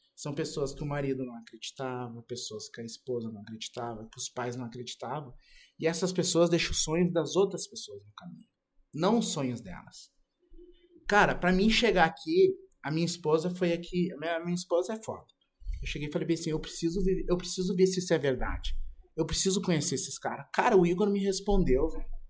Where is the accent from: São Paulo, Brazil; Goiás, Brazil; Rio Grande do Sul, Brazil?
Rio Grande do Sul, Brazil; Porto Alegre; now in Santa Catarina, Brazil; Eu sou de Porto Alegre e fui morar em Santa Catarina.